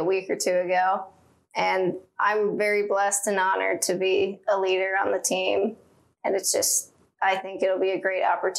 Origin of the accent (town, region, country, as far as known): Ashland, United States; born or raised there